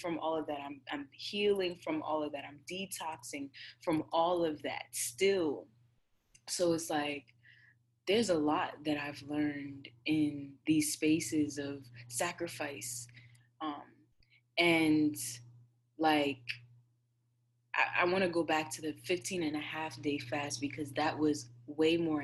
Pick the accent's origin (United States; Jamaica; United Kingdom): Jamaica; I'm Jamaican, y'all. I grew up on jerk chicken and curry shrimp